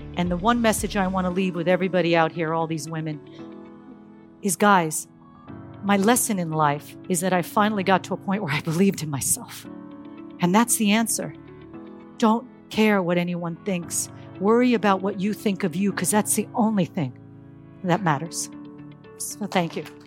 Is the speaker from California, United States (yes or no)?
yes; Silicon Valley, California, United States; I'm from Silicon Valley, California